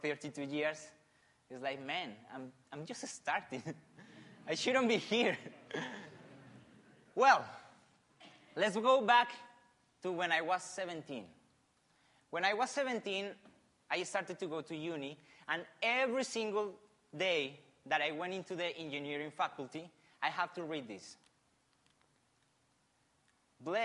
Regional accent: Colombia; English is a second language; moved away as an adult; also born or lived in Argentina; now in Australia; I'm from Colombia, right? I was born in the 85

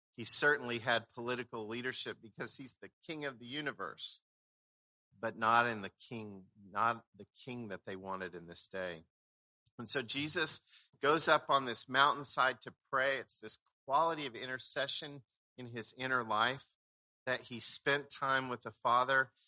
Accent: Oklahoma, United States; moved away; I grew up in Oklahoma.

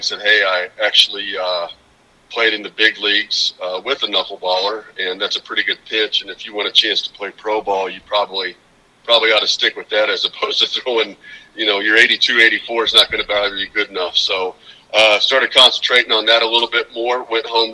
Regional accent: Carthage, Missouri, United States; I grew up in Carthage, Missouri, which is actually about 15 minutes from Joplin, Southwest Missouri.

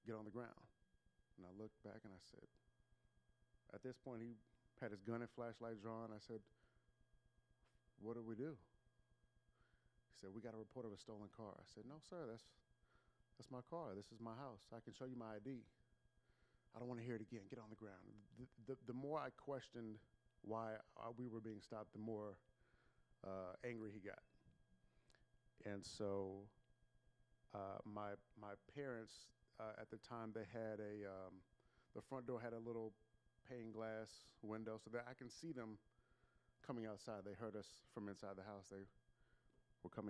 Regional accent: Bellaire, Texas, United States; I grew up in Bel Air, Texas, a suburb of Houston

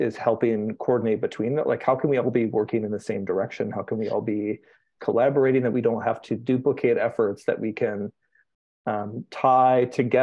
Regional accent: Cincinnati, Ohio, United States; now in Cleveland, United States; I'm from Cincinnati

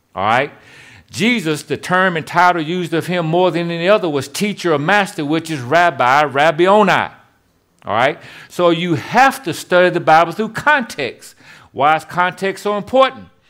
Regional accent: Shelbyville, Tennessee, United States; now in Memphis, United States; I live in Memphis, Tennessee, but I'm from Shelbyville, Tennessee.

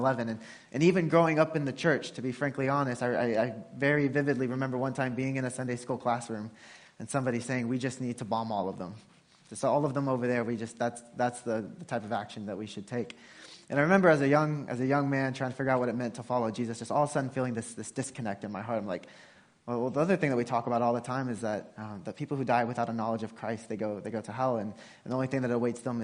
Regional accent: Porter, Texas, United States; moved away as an adult; also born or lived in Cairo, Egypt / Yemen; now in Brooklyn, New York, United States; So I grew up in Porter, Texas

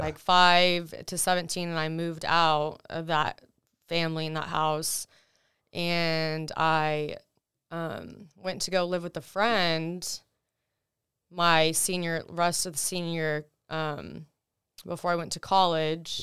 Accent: Texas, United States; first language Russian; English is a second language; also born or lived in Russia; I've lived, you know, in Texas ever since then

